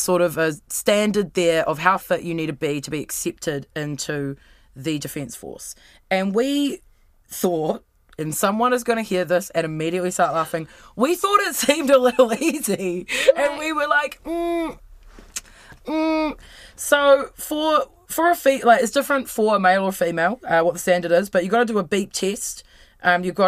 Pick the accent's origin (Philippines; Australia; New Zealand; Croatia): New Zealand; as a New Zealander